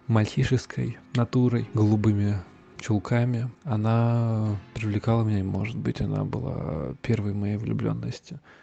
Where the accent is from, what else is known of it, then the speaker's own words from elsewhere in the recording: Volgograd, Volgograd Oblast, Russia; я из Волгограда у нас до сих пор часто можно найти эхо войны